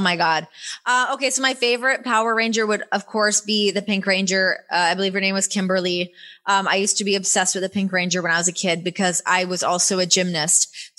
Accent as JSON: {"language": "English", "country": "Canada", "accent": "Canadian", "said": "When I first signed to WWE, they made me take classes to get rid of my Canadian accent"}